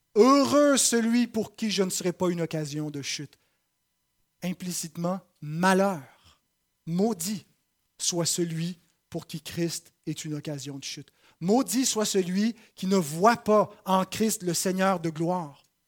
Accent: Saint-Jérôme, Quebec, Canada; j'ai été plutôt bien reçu dans ma patrie. Euh, je suis de Saint-Jérôme et j'ai été accueilli par les miens

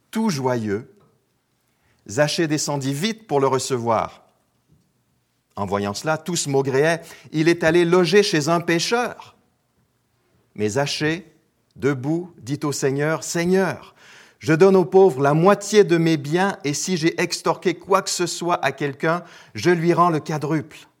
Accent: Quebec, Canada; moved away as an adult; also born or lived in Alsace, France / Geneva, Switzerland; je suis québécois d'origine, mais j'ai été expatrié pendant 17 ans, et c'est ce qui explique un peu l'accent bizarre que vous entendez euh, en ce moment. Donc j'ai été pasteur en Alsace, dans l'est de la France.

